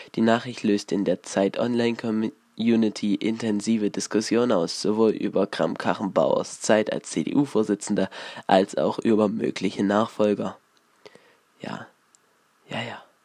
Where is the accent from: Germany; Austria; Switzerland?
Germany; Ore Mountains, Saxony; hier in der Region so los, bei uns im Erzgebirge